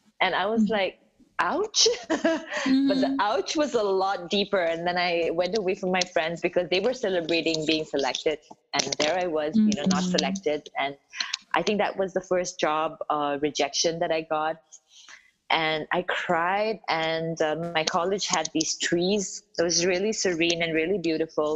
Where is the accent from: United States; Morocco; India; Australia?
India; South India; I grew up in South India, so I don't look anything like the Southern Indians